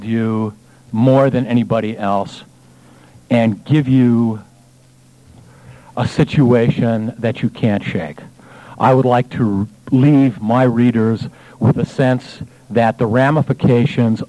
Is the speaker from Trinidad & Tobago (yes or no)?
no; Los Angeles, California, United States; I was born in Los Angeles